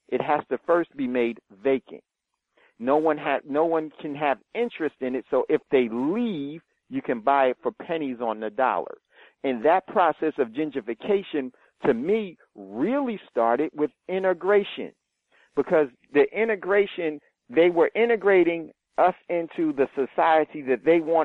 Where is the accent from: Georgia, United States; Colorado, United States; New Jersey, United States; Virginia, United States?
New Jersey, United States; Hackensack; I grew up in Hackensack